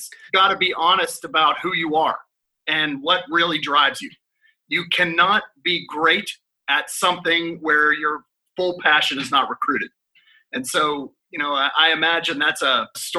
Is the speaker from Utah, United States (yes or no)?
no; Pittsburgh, Pennsylvania, United States; moved away; also born or lived in Texas; My hometown of Pittsburgh, Pennsylvania